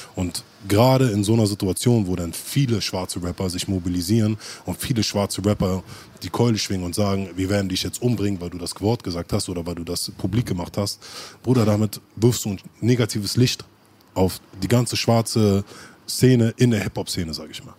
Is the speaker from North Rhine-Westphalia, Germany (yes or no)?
no; Berlin, Germany; wir sind halt nicht in großen Bezirken wie Kreuzberg oder Schöneberg groß geworden. Das heißt, wir hatten Siedlungen